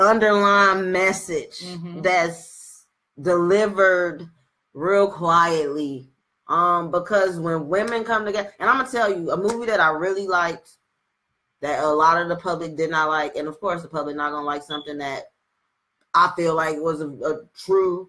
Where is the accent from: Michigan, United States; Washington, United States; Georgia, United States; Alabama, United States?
Michigan, United States; Detroit; I'm from Detroit